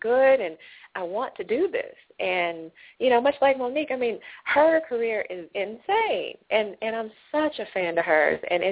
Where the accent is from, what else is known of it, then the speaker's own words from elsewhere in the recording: Atlanta, Georgia, United States; moved away as an adult; also born or lived in Los Angeles, United States; I'm from Atlanta, born and raised